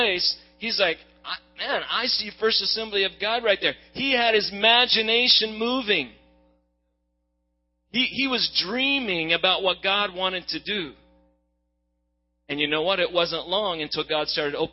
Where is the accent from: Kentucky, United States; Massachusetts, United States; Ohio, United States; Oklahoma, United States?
Oklahoma, United States; also born or lived in Hawaii; now in Dallas, United States; I'm an Okie originally, now I'm a Texan